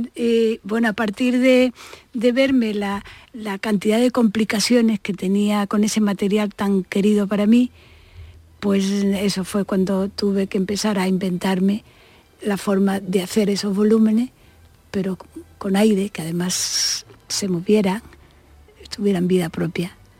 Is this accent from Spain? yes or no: yes; Málaga, Andalusia, Spain; moved away as an adult; also born or lived in Madrid / Barcelona; me fui a la Escuela de Artes y Oficio, que era lo que había entonces en Málaga, no había Bellas Artes. Y además estaba enfrente de mi casa